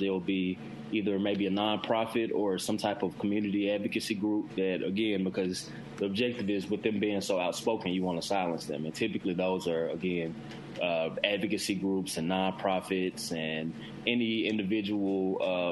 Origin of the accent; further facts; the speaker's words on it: Jackson, Mississippi, United States; I'm from Jackson